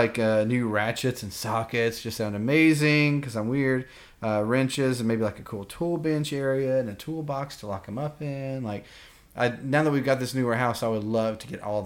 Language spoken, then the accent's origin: English; the South, United States; now in Kentucky, United States; Where I grew up in the South